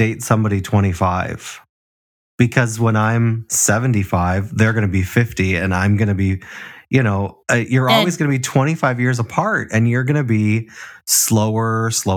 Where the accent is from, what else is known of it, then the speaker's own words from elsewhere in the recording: Chicago, Illinois, United States; we had a muscle queen in our group when I grew up in Chicago